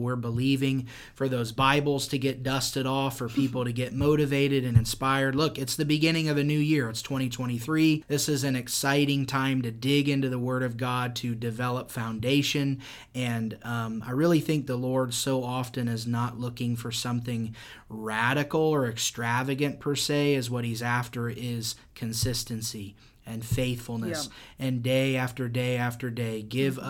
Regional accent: Indiana, United States; also born or lived in Florida; I'm from Indiana

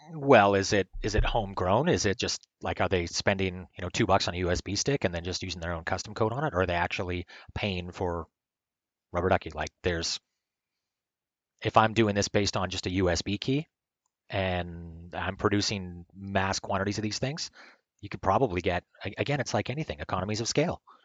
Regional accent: Canada; I'm like a broken Canadian

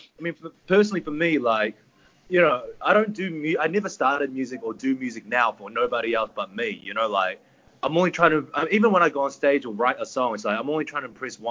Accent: New Zealand; us boys from New Zealand.

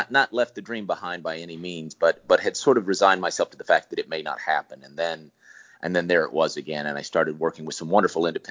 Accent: Hattiesburg, Mississippi, United States; I grew up in Hattiesburg, Mississippi

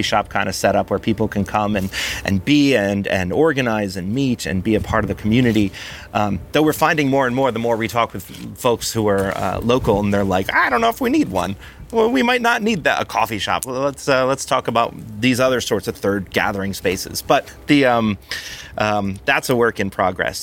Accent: New Jersey, United States; growing up in South Jersey, being around Philly

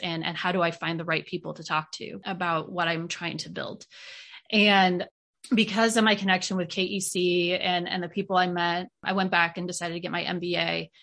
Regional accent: Iowa, United States; moved away as an adult; also born or lived in South Carolina; now in Knoxville, United States; growing up in Iowa

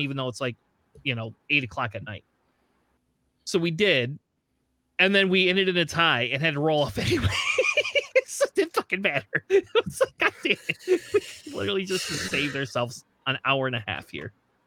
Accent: Michigan, United States; we're all from Michigan

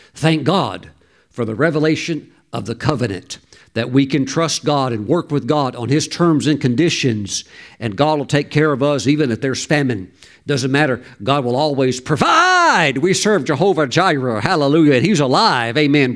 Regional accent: Mississippi, United States; I grew up in Mississippi

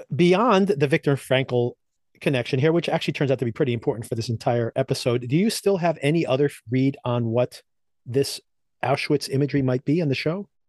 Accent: New Jersey, United States; right here in my home state of New Jersey

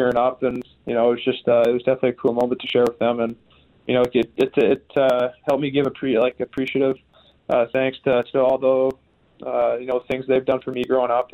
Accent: Western Canada, Canada; growing up in Western Canada

